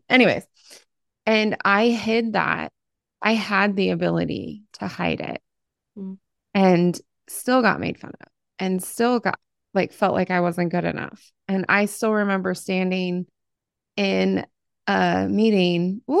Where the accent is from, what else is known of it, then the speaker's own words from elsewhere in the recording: Ohio, United States; I came from Appalachia. I came from Southern Ohio. But Southern Ohio and Appalachia are two different things.